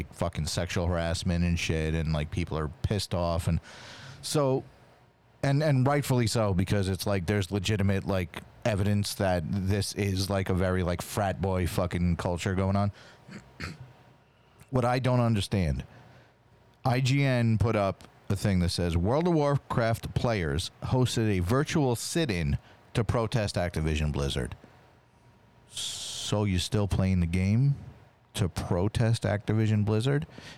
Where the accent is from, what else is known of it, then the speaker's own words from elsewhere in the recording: Wisconsin, United States; I'm from Wisconsin.